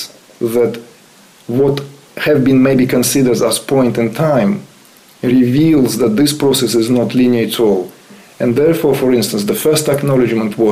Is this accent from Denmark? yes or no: no; Uzbekistan; moved away; I was born in Uzbekistan.